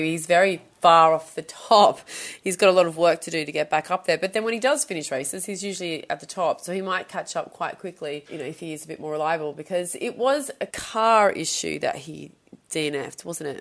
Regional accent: Sydney, New South Wales, Australia; moved away; I'm from Sydney

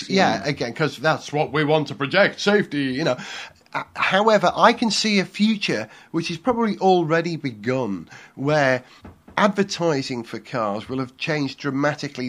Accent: Wales, United Kingdom; as a Welshman

